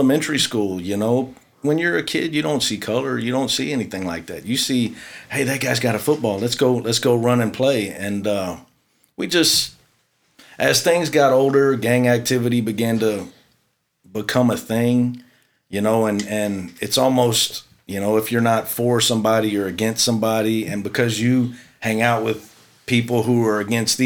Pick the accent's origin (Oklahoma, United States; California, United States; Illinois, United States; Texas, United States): Texas, United States; Houston; I grew up in the South Houston area